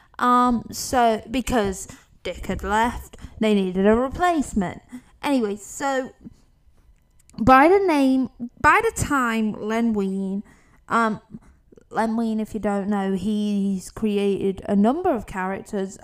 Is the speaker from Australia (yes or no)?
no; United Kingdom; I'm not American, I'm a Brit.